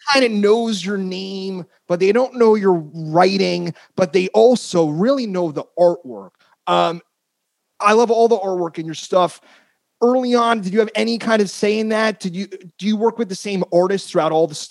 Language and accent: English; United States; now in San Francisco, United States; I grew up in North Jersey, Queens